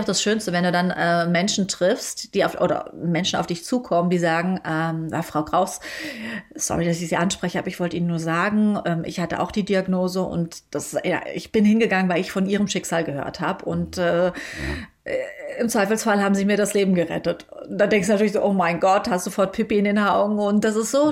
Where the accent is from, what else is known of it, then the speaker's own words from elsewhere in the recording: Germany; ich komme aus Deutschland